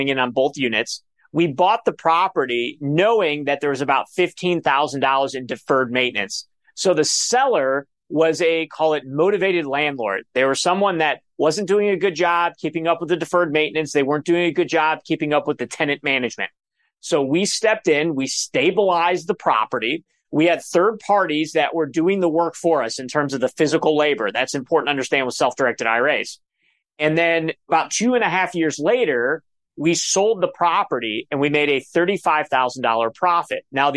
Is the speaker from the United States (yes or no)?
yes; Cleveland, Ohio, United States; I'm from Cleveland, Ohio